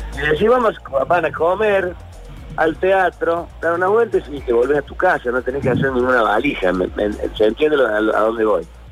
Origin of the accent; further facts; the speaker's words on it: Córdoba, Argentina; todos los cordobeses somos un poquito humoristas